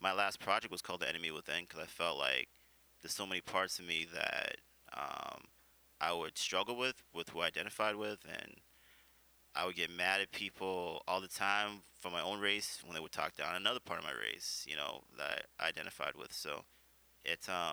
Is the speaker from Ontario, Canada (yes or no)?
no; Vancouver, British Columbia, Canada; I grew up in the West End, which was all Filipino, you know, when I went to General Wolfe